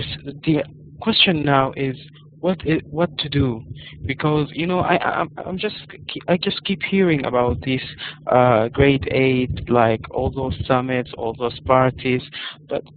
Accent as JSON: {"language": "English", "country": "Sudan", "second_language": "English", "said": "I am from Africa, actually from Sudan"}